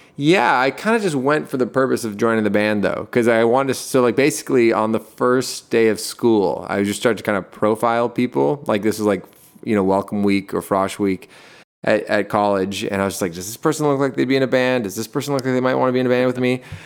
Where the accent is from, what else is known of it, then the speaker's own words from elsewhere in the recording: Toronto, Ontario, Canada; also born or lived in Hamilton; I, I grew up in Toronto, like, right downtown